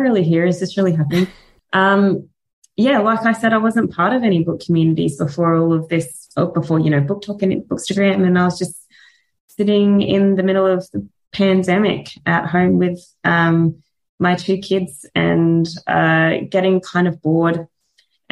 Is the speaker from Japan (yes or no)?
no; Australia; accent: Australian; my Australian accent